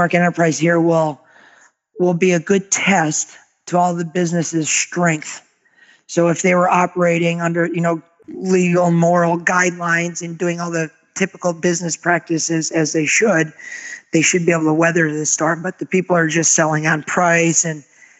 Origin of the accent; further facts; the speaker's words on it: Agawam, Massachusetts, United States; moved away as an adult; now in Naples, United States; we're originally from Western Massachusetts, a town called Agawam. So we relocated in 2002 to Naples, Florida